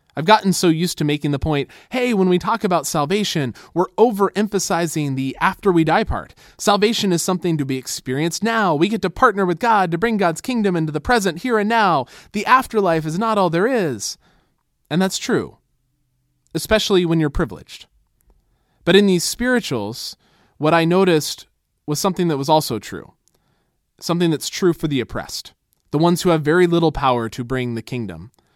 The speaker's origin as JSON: {"language": "English", "country": "United States", "said": "American Christians"}